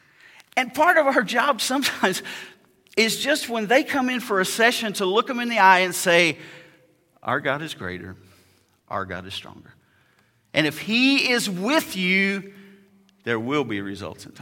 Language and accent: English; United States; moved away as an adult; now in Ukraine; I'm American